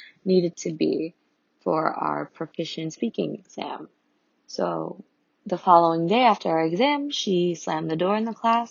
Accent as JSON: {"language": "English", "region": "New York", "country": "United States", "tie": "born or raised there", "said": "I am of Colombian and Cuban descent, and I was born and raised in New York"}